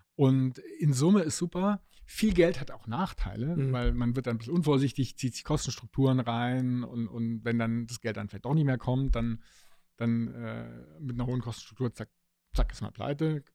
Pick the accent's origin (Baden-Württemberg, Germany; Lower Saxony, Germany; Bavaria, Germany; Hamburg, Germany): Baden-Württemberg, Germany; Stuttgart; meine Heimatstadt, wo eben äh, die Autoindustrie sitzt